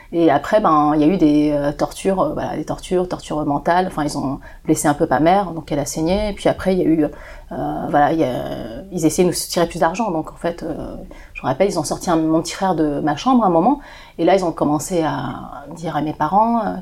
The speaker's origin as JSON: {"language": "French", "country": "China", "said": "C'est des gens, moi je suis chinoise, donc les gens qui m'ont fait ça, c'est des gens de ma région qui, sont chinois aussi."}